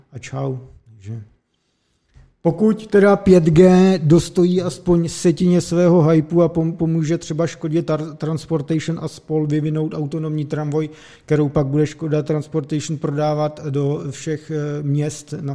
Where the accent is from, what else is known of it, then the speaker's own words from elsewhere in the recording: Vysočina Region, Czechia; pocházíme z Vysočiny a mám příbuzný třeba na vesnici